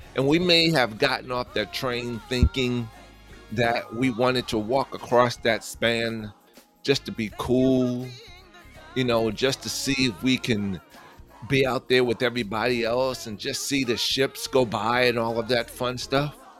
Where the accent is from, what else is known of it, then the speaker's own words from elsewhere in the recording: New York City, New York, United States; I'm from New York, born and raised stomping grounds of Queens, Manhattan, the Bronx, Long Island